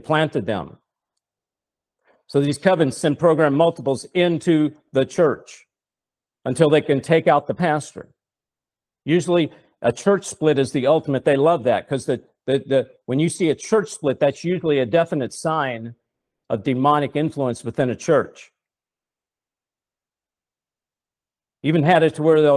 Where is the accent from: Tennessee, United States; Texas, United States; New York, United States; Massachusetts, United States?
Tennessee, United States; Nashville; I come from Nashville, Tennessee. I was a songwriter